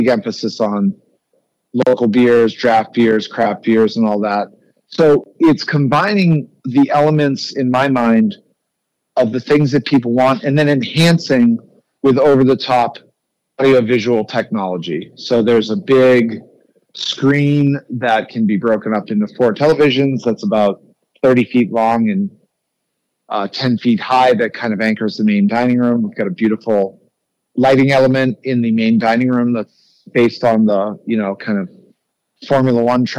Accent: Boston, Massachusetts, United States; now in Las Vegas, United States; I grew up in Boston.

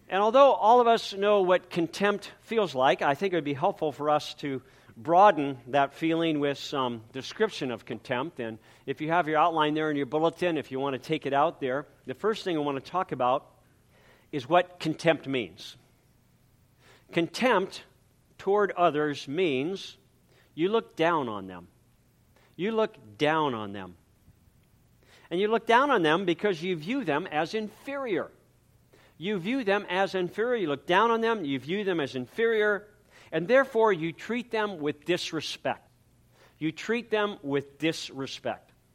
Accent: San Pedro, California, United States; also born or lived in Coronado, California / Newport, Rhode Island; then we moved again this time back to California, to San Pedro, California, where I continued school and I entered third grade.

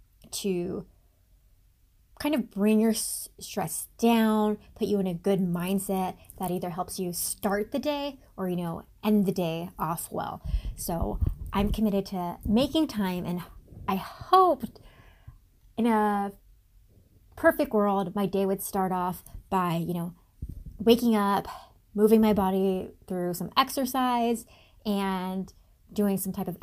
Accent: Guam; I'm originally from Guam, the U.S. territory in the Pacific, and I am NAU's social media manager.

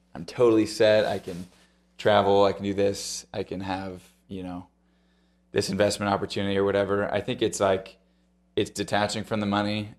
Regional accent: Ohio, United States; I grew up in Ohio, so that's, you know, that's home turf out there.

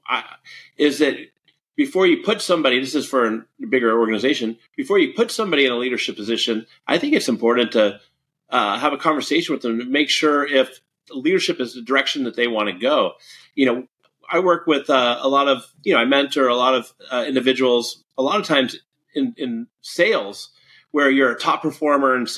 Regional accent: San Francisco Bay Area, California, United States; I grew up in the San Francisco Bay Area.

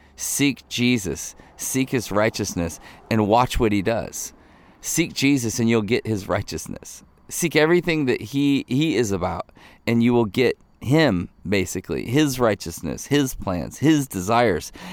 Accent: Ohio, United States; I grew up in Ohio. Most of my, my family's from northern Michigan.

